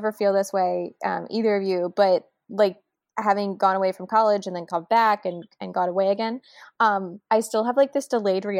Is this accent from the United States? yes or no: yes; Delaware, United States; moved away; I'm from Delaware.